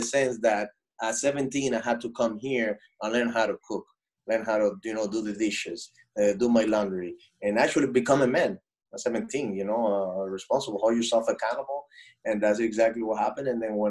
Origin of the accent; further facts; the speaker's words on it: Dominican Republic; I'm from the Dominican Republic, and we live and die baseball there, you know, in the Dominican Republic.